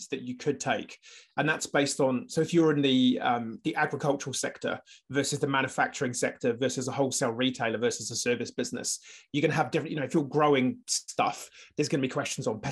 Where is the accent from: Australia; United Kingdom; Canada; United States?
United Kingdom; now in New Zealand; I'm British